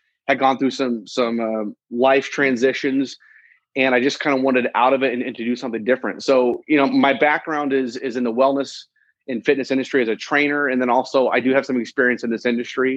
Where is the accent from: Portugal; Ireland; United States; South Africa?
United States; Indianapolis, Indiana; I'm from Indianapolis, Indiana. I'm Indiana, born and raised, just a Midwest guy.